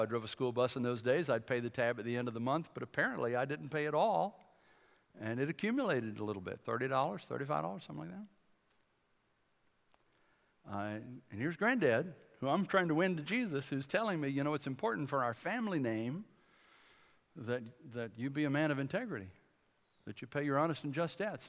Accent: Bladenboro, North Carolina, United States; We're from Bladinboro, a little town of a thousand people in the southeast corner of the state.

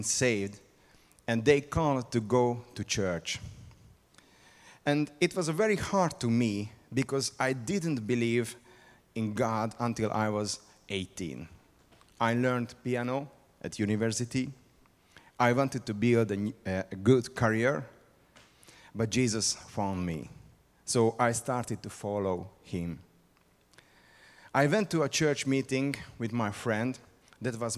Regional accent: Hungary; English is a second language; I came from Hungary. This is a very small and unique country on the eastern side of Middle Europe

